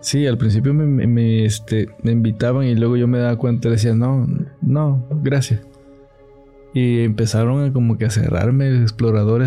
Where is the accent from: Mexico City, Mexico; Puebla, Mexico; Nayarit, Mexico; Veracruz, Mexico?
Veracruz, Mexico; Catemaco; Yo soy de Catemaco.